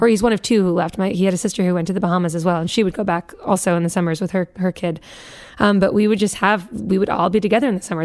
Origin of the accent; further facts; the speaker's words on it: Newton, Massachusetts, United States; we grew up in Newton, Massachusetts